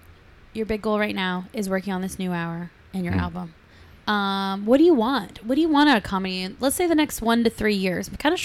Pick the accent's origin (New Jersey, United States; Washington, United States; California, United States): California, United States; San Diego; I'm from San Diego.